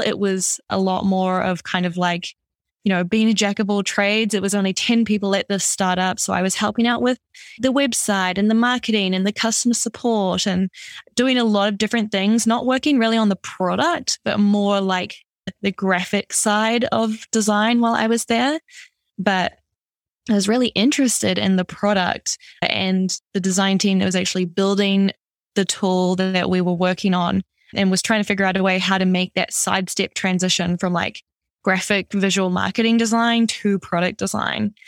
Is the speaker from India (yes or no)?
no; New Zealand; also born or lived in Amsterdam; now in Toronto, Canada; originally I'm from New Zealand, so that's where this kind of weird accent is from